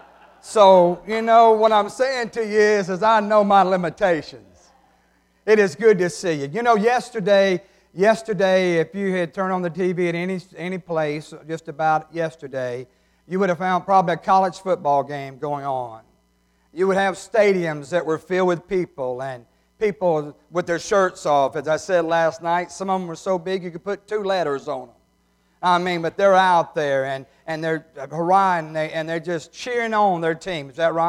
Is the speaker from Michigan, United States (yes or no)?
no; New Hebron, Mississippi, United States; Now, you may say, those are not chandeliers. I'm from New Hebron. Anything like that is chandeliers.